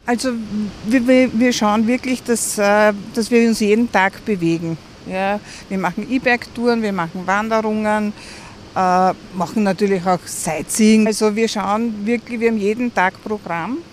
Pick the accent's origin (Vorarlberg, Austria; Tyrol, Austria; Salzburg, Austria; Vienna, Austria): Vienna, Austria; Ich komme aus Wien